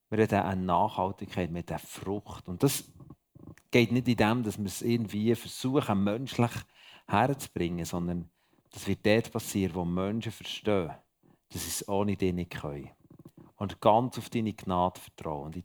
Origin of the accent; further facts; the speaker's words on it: Bern, Switzerland; merci, dass ihr mich als Berner da bei euch aushaltet ist immer wieder eine Freude, in der Schweiz oder im Ausland unterwegs zu sein.